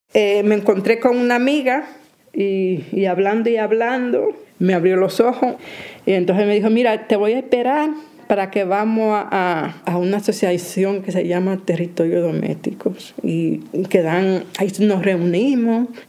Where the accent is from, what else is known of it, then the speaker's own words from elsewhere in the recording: Dominican Republic; moved away as an adult; also born or lived in Carabanchel, Madrid, Spain; now in Madrid, Spain; vengo de República Dominicana